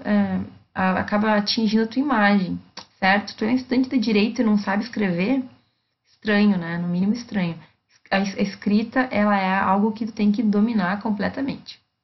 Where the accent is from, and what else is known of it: Brazil; first language Portuguese